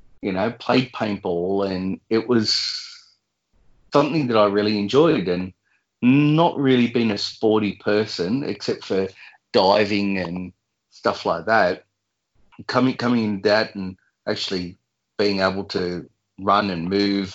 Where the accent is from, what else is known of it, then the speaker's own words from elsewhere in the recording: Bulli, New South Wales, Australia; grew up here, and yeah, family's from here